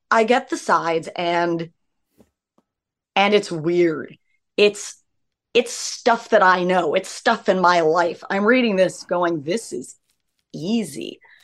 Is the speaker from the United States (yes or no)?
yes; Los Angeles, California, United States; I was raised by hippies in Laurel Canyon.